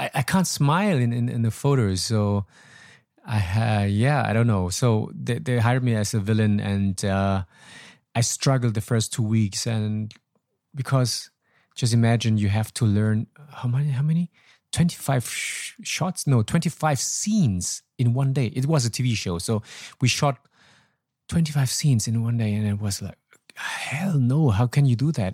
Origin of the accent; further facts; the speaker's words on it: Troisdorf, North Rhine-Westphalia, Germany; moved away as an adult; also born or lived in Laos / Hanoi, Vietnam; now in Vietnam; south of Cologne where I was living, um, thirty-three years. So, it was my hometown, still ho-, my hometown